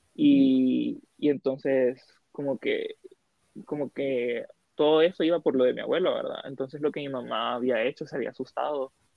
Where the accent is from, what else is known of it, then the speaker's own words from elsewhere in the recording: Siguatepeque, Comayagua, Honduras; now in Tegucigalpa, Honduras; yo soy de Cigua, nací en Cigua